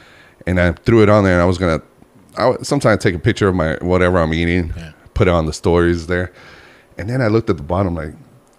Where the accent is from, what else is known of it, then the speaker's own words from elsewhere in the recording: Reno, Nevada, United States; I'm from Reno. My wife and I, we grew up in Reno, Nevada.